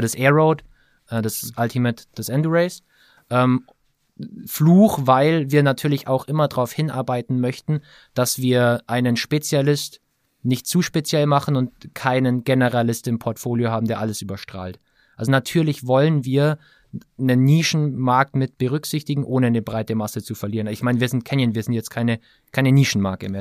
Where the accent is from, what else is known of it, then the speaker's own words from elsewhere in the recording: Allgäu, Bavaria, Germany; ich äh, gebürtiger Allgäuer bin